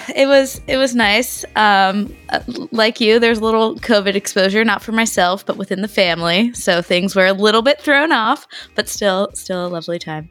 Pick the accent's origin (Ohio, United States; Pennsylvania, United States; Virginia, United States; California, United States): Virginia, United States; George Mason University, my home state of Virginia